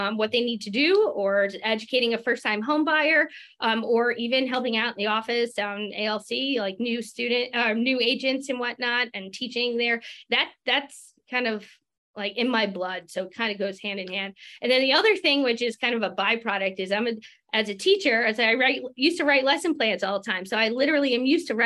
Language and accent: English; Long Island, New York, United States; moved away; I'm originally from Long Island, New York